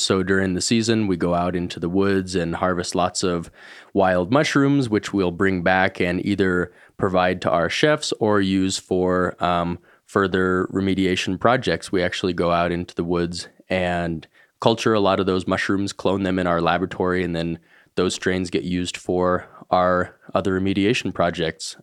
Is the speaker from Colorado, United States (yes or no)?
yes; Boulder, Colorado, United States; I grew up here in Boulder